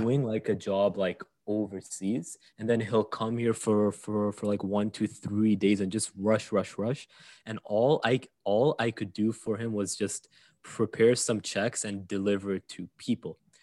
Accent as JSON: {"language": "English", "country": "Saudi Arabia", "tie": "born or raised there", "moved": "yes", "said": "I grew up in Saudi Arabia, which is, um, a very, very, very, very unique place. And I only discovered that once I left"}